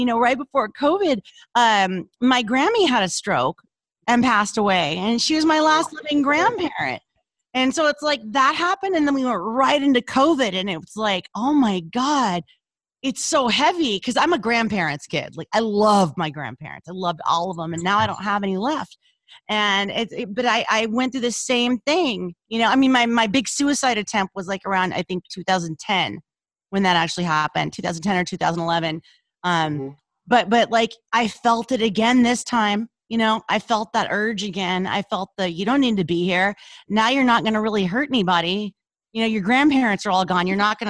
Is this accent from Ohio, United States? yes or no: no; Louisiana, United States; now in Los Angeles, United States; So the minute I was called out for my accent, because it was, you know, it was really thick. when we moved to Los Angeles, I lost it.